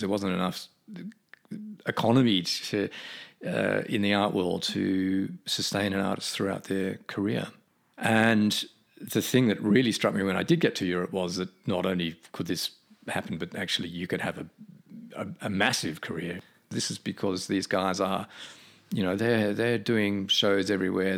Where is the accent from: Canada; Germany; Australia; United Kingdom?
Australia; moved away; as an Australian back then